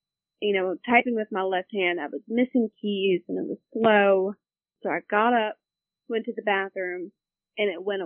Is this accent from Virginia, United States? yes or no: yes; Virginia Beach, Virginia, United States; moved away as an adult; now in Roanoke, United States; I grew up in the Virginia Beach area, but now live in Roanoke